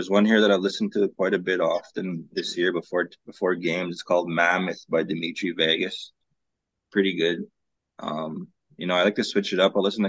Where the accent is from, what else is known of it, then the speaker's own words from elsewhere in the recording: St. Paul, Alberta, Canada; also born or lived in North Battleford; I was born and raised in Alberta, St. Paul, Alberta. My mom's from Goodfish Lake, Alberta.